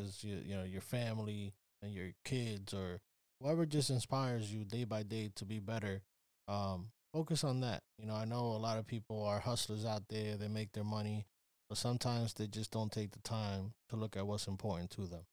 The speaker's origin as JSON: {"language": "English", "region": "New York", "country": "United States", "said": "I'm from New York"}